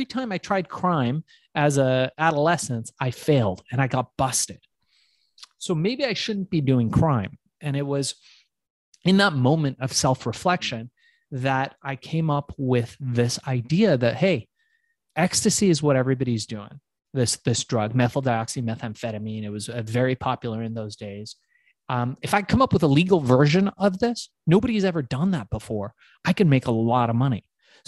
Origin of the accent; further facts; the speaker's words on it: Iran; now in United States; I come from Iran, which is part of Asia